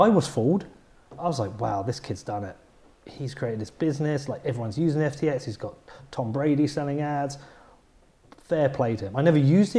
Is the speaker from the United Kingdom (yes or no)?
yes; Bedford, East of England, United Kingdom; I'm from Bedford